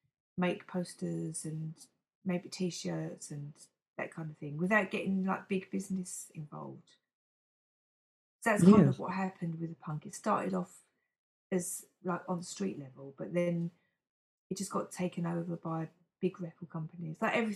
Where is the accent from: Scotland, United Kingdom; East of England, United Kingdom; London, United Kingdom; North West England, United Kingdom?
London, United Kingdom; East Ham; London, East Ham.